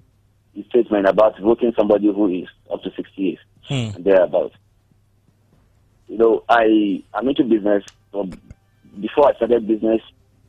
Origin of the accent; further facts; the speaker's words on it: Benue, Nigeria; I'm from Benue State.